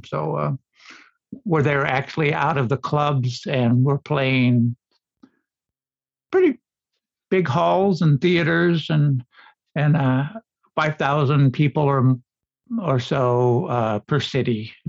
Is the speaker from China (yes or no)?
no; Illinois, United States; we're from Illinois actually